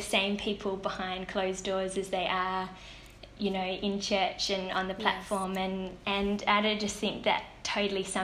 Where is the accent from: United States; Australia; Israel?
Australia; Perth, Western Australia; I'm from Perth and in WA